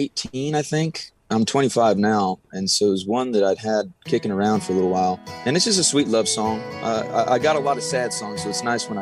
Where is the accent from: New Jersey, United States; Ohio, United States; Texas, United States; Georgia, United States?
Texas, United States; Del Rio; moved away; when I go back to Del Rio, my hometown